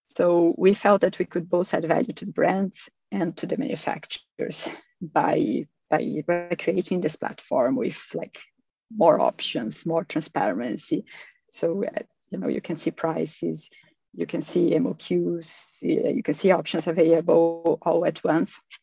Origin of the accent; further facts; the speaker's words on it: Brazil; moved away as an adult; also born or lived in Australia; now in Sweden; I'm originally from Brazil. Um, but I have been living here in Sweden for 13 and a half years